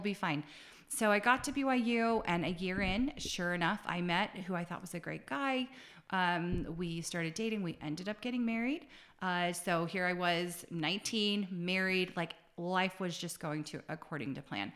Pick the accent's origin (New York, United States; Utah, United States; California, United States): Utah, United States; Salt Lake City; I grew up in Salt Lake